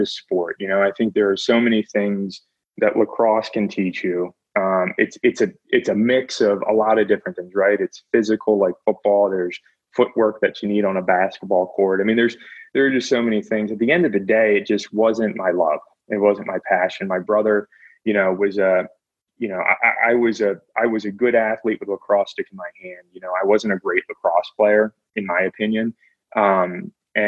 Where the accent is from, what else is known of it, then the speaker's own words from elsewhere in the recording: Lexington, United States; growing up in Lexington